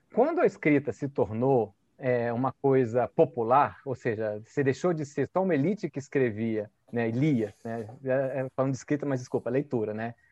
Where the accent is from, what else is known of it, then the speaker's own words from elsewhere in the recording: Brasília, Federal District, Brazil; also born or lived in Rio de Janeiro; eu nasci em Brasília com dois anos de idade, né? Porque eh, eu vim para cá muito cedo